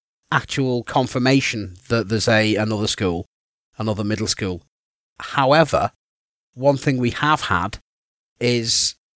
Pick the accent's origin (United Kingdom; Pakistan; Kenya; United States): United Kingdom; Eastham, North West England; also born or lived in Birkenhead / Wirral; now in Leeds, United Kingdom; in my small town of like Eastham, which I think we could probably fit 5 of in Sweet Valleys